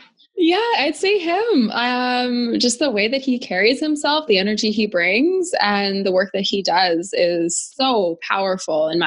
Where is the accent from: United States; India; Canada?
Canada; Edmonton, Alberta; I'm from Edmonton, Alberta, born and raised.